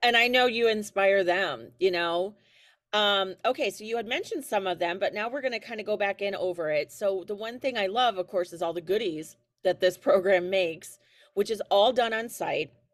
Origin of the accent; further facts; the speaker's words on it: Elkhart, Indiana, United States; my hometown of Elkhart, Indiana